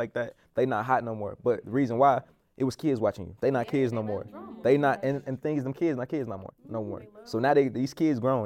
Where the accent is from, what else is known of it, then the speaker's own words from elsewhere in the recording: Arkansas, United States; I come from the country, like I come from Arkansas